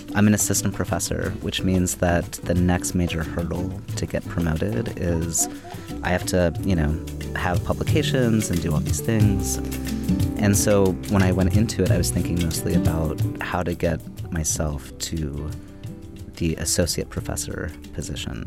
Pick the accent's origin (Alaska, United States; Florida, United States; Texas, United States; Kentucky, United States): Kentucky, United States; Louisville; moved away as an adult; also born or lived in Bloomington, Indiana; I grew up in Louisville, Kentucky, and moving to Bloomington, Indiana, it was the first, it was the first place that I moved away from